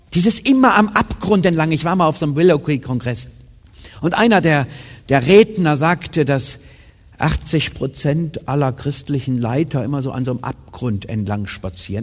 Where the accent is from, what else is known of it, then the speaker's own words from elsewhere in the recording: Germany; Meine Eltern sind in ein Missionswerk gezogen, als ich drei war, also nach Siegen sozusagen, in Süddeutsche